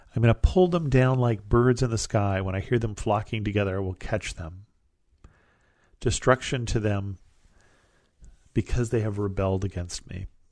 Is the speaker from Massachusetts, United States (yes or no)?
no; California, United States; where I live in California